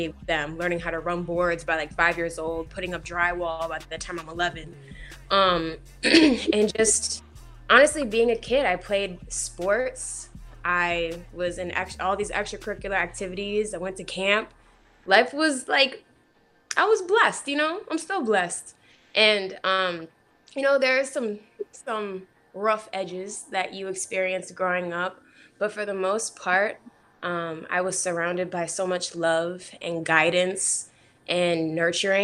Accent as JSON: {"language": "English", "town": "Rochester", "region": "New York", "country": "United States", "tie": "born or raised there", "moved": "as an adult", "lives_now": "Los Angeles, United States"}